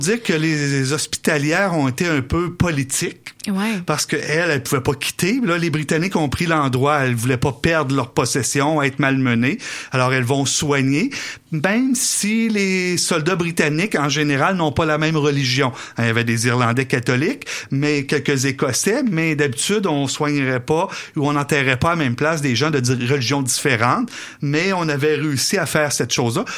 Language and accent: French; Quebec City, Quebec, Canada; je viens de Beauport, mais j'ai toujours été attiré par le centre-ville